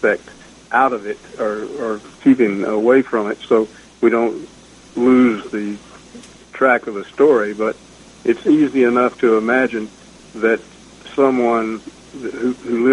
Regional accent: Griffin, Georgia, United States; my hometown Griffin

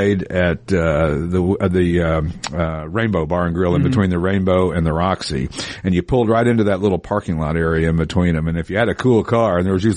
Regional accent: Knoxville, Tennessee, United States; now in Los Angeles, United States; growing up in Knoxville, Tennessee

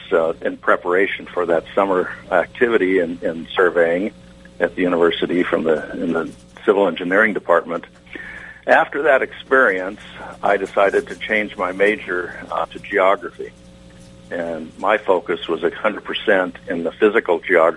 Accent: the deserts of California, United States; accent: Westerner; moved away; I grew up in the deserts of California

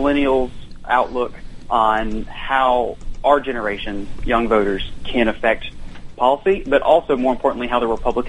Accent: Carrollton, Georgia, United States; I'm from Carrollton, Georgia, which is out in West Georgia.

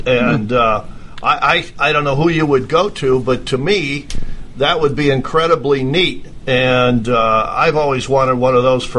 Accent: Midwest, United States; I grew up in the Midwest

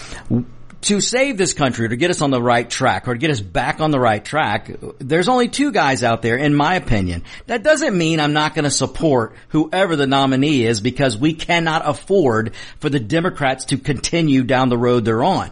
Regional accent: United States; I'm an American that, I'm Mexican descent, but I'm an American first.

